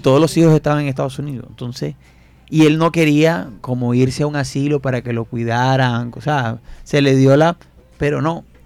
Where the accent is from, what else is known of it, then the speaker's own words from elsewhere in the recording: Fundación, Magdalena, Colombia; Yo soy de Fundación Mandalena y nosotros nos sentábamos en la puerta a esperar que pasara el señor con el tanque de la leche